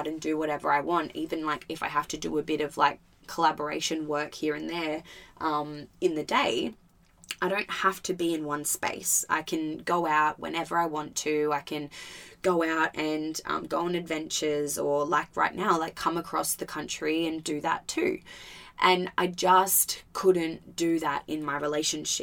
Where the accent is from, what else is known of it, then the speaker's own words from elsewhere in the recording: Albany, Western Australia, Australia; moved away as an adult; also born or lived in Gold Coast, Queensland; the year between me moving over to the Gold Coast and still living in Albany